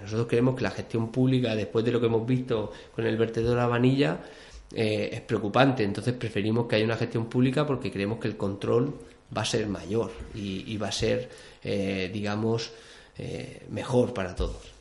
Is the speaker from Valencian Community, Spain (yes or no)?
yes; Albatera, Valencian Community, Spain; now in Granja de Rocamora, Spain; yo vivo en Granja, pero soy de Albatera.